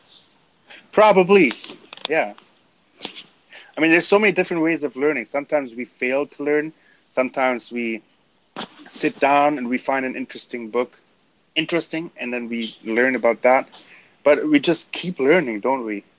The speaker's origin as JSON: {"language": "English", "country": "Canada", "said": "I'm German Canadian"}